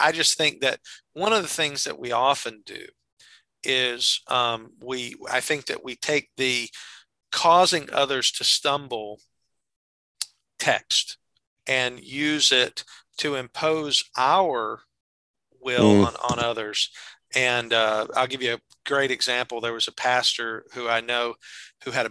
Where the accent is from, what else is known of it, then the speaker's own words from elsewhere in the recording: the South, United States; we're both from the South.